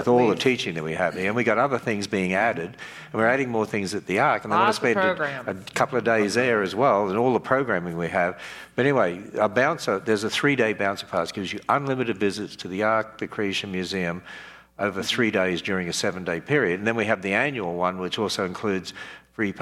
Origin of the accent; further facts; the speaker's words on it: Australia; now in United States; I'm Australian